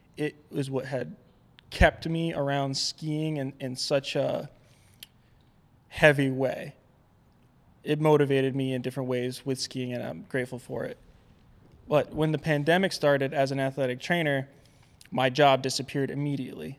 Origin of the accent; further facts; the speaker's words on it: Albany, New York, United States; moved away; also born or lived in Vermont; I grew up outside of Albany, New York